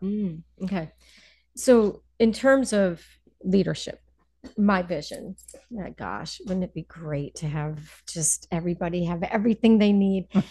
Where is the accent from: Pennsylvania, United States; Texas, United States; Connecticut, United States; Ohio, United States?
Connecticut, United States; Wethersfield; also born or lived in New York City; now in Berkshires, United States; I am originally from uh, just outside of Hartford, Connecticut, a little okay. suburb, Wethersfield, okay. Connecticut